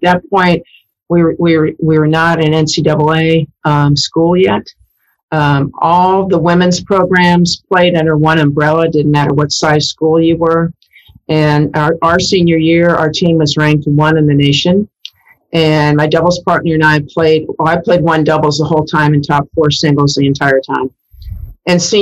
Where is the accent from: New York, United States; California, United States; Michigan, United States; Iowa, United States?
Iowa, United States; moved away; I'm from Iowa, so that's in the Missouri Valley.